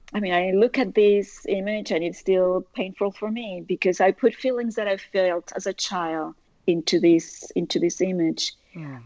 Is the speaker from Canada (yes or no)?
no; Puerto Rico; moved away as an adult; now in United States; I was born and raised in Puerto Rico, parents from Argentina, grandmother from Uruguay, married to the son of a Cuban, tons of friends from all over Latin America, and living in the US for the past 40 years